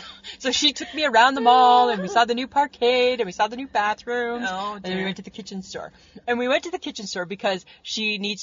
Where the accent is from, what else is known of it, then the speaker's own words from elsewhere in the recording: Georgia, United States; Yeah, because, you know, I'm from Georgia, so you know I just like me some floral.